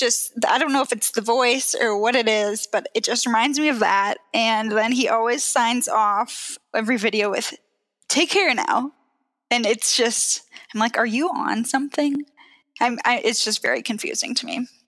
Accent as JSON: {"language": "English", "area": "Seattle", "region": "Pacific Northwest", "country": "United States", "tie": "born or raised there", "moved": "yes", "lives_now": "Denver, United States", "said": "I was born in Seattle and grew up in the Pacific Northwest"}